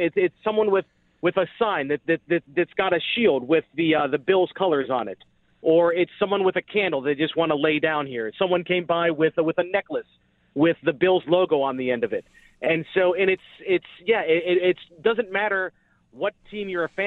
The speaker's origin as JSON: {"language": "English", "town": "Cincinnati", "region": "Ohio", "country": "United States", "tie": "born or raised there", "moved": "as an adult", "lives_now": "Dallas, United States", "said": "I work in Dallas, but I grew up in Cincinnati, and so I was actually home for Christmas still"}